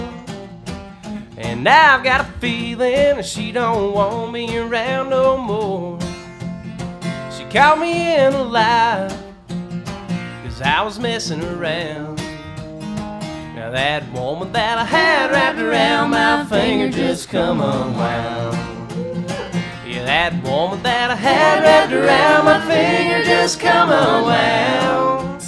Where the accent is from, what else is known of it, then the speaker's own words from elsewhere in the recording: Vidalia, Georgia, United States; accent: South Georgia; I'm from Vidalia, Georgia